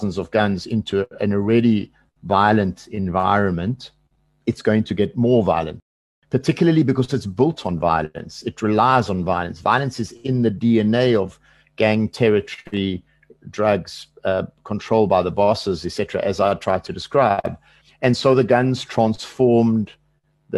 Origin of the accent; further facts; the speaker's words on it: South Africa; as a South African